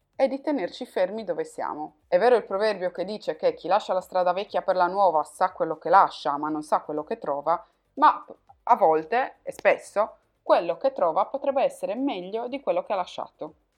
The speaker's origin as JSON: {"language": "Italian", "region": "Sardinia", "country": "Italy", "accent": "Sardinian", "moved": "as an adult", "lives_now": "Turin, Italy", "said": "dalla Sardegna, come puoi probabilmente sentire dal mio accento, mi sono trasferita a Torino"}